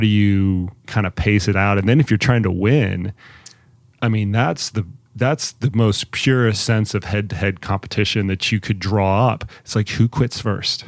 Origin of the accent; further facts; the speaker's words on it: Colorado Springs, Colorado, United States; my hometown, in Colorado Springs